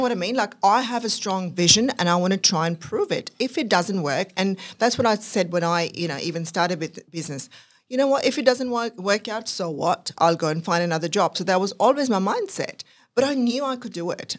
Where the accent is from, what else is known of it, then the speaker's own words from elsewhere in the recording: Pakistan; moved away as an adult; now in Australia; I was actually born and brought up in Pakistan